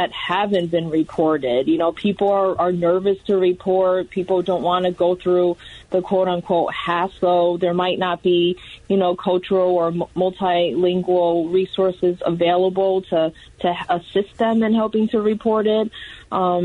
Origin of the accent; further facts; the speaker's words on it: United States; growing up in the United States, I was born and raised here